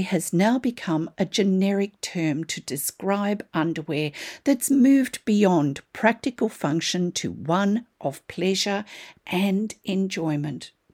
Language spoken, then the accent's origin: English; Australia; I'm an Australian textile artist